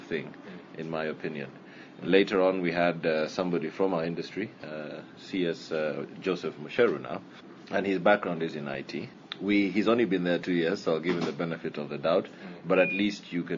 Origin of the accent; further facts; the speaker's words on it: Kenya; a student at Carnegie Mellon from Kenya.